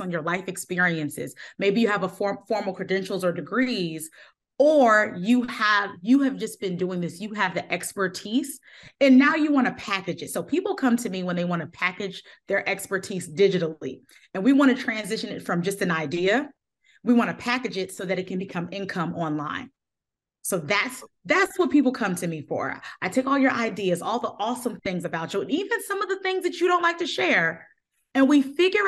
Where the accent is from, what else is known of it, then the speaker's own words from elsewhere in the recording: New Jersey, United States; now in Raleigh, United States; I'm originally from New Jersey, but now I live in Raleigh, North Carolina